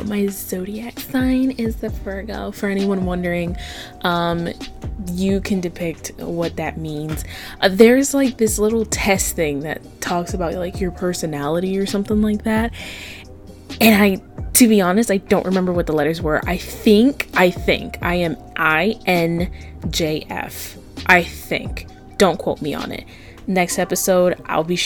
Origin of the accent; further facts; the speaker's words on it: Avon Park, Florida, United States; also born or lived in Kissimmee, Florida; I was born in Kissimmee, Florida, and I was raised in a little town called Avon Park, Florida